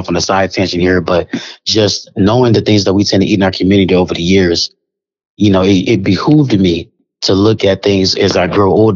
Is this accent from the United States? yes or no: yes; Kansas City, Missouri, United States; I'm from Kansas City